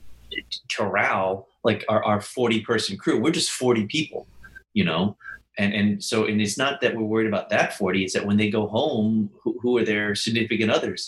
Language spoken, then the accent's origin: English; New Orleans, Louisiana, United States; So I was born in New Orleans, Louisiana, and that's actually sort of where I'm sitting right now. I'm right outside of New Orleans.